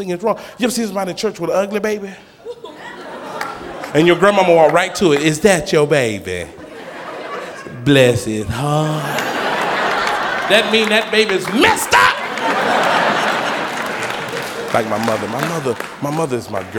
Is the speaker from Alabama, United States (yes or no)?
no; Atlanta, Georgia, United States; I'm from Atlanta